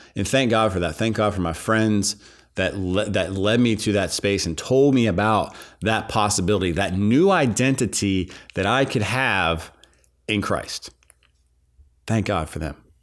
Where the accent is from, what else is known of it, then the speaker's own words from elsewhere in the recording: Pittsburgh, Pennsylvania, United States; I grew up in, in Pittsburgh, Pennsylvania